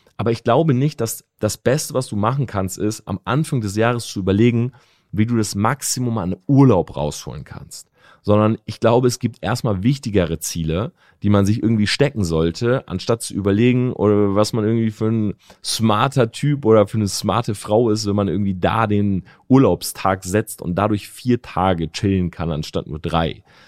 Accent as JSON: {"language": "German", "town": "Delmenhorst", "region": "Lower Saxony", "country": "Germany", "tie": "born or raised there", "also_born_or_lived": "Oldenburg", "moved": "as an adult", "lives_now": "Munich, Germany", "said": "ich wohne ja in München, ich komme aus Delmhorst, ne, das ist äh, sieben, acht Stunden Autofahrt."}